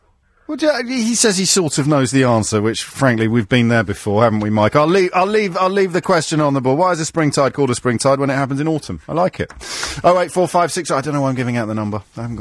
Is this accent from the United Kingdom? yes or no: yes; Kidderminster, West Midlands, United Kingdom; moved away; you know I'm a Kidderminster boy, don't you?